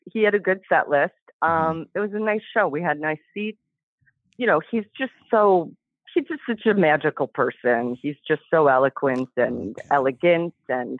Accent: Detroit, Michigan, United States; moved away; my best friend came in from my hometown, Detroit

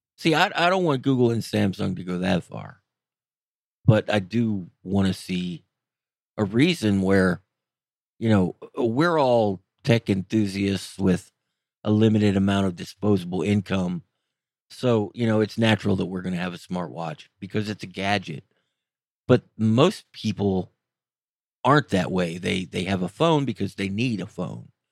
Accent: Florida, United States; moved away; I grew up in Florida

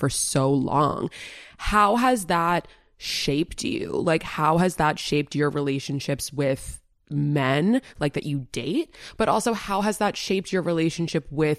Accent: New York City, New York, United States; I grew up in such an abnormal way in the middle of New York City

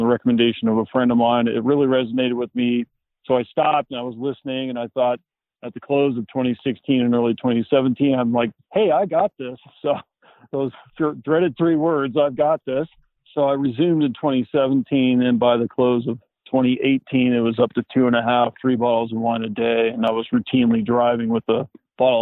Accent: Sacramento, California, United States; also born or lived in Plumas County, California; I grew up in the Sacramento area in Northern California

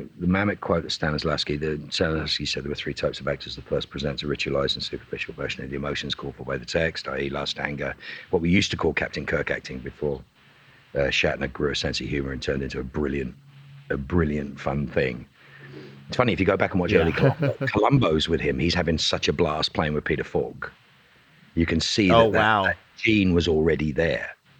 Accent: Dublin, Leinster, Ireland; accent: Dublin; I had a thick Dublin accent at will, but the character I was playing was from Belfast, which is a very different thing.

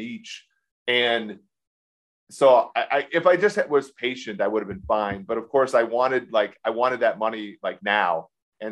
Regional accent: Minnesota, United States; My hometown Minnesota Timberwolves

